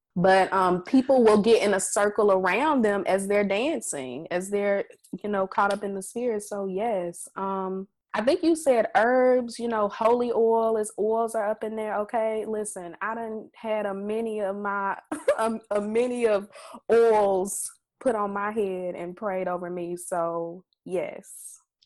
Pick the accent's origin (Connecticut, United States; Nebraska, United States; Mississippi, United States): Mississippi, United States; we are Black women from Mississippi